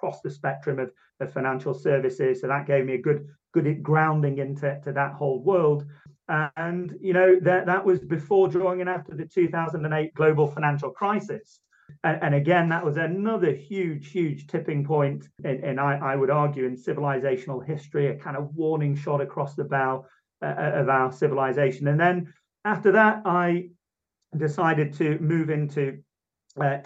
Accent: Manchester, North West England, United Kingdom; I'm from Southern Manchester in England, birthplace of the mighty Industrial Revolution. So went to a good grammar school

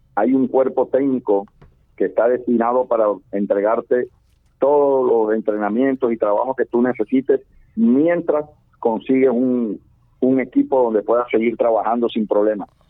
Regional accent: Barranquilla, Atlántico, Colombia; como barranquillero

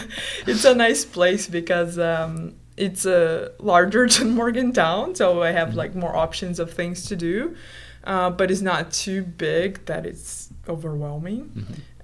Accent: Brazil; English is a second language; moved away as an adult; also born or lived in Finland; now in United States; So I'm from Brazil, so that's why we're going to notice this accent.

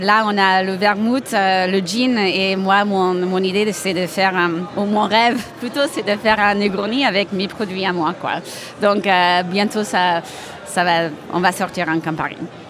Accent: United States; now in Montpellier, France; Je suis, euh, américaine à la base

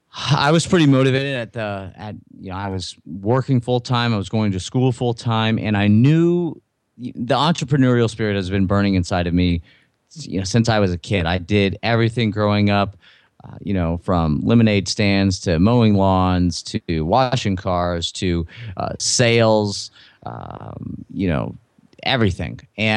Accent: Louisiana, United States; And I'm from Southern Louisiana. You can't tell from my accent, but, you know, so family and dinner, supper is really, really important.

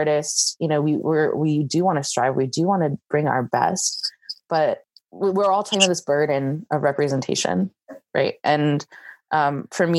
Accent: United States; first language English; moved away as an adult; now in Taiwan; I grew up in America and English is my best language

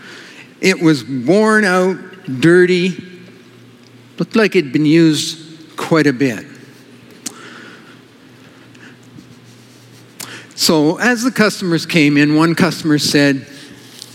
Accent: Kelowna, British Columbia, Canada; moved away; also born or lived in California; I grew up in Kelowna, some of you know that, and I lived in California

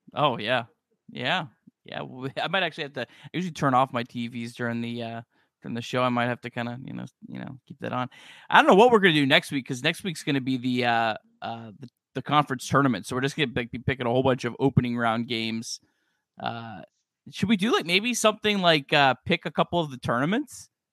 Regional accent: Cincinnati, Ohio, United States; I grew up in Cincinnati.

